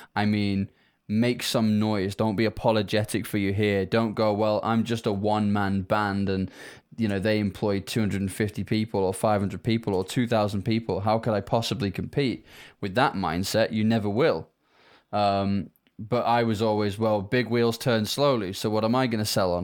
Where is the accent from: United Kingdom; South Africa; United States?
United Kingdom; as people can probably hear from my accent, I am not from Africa. I'm from the U K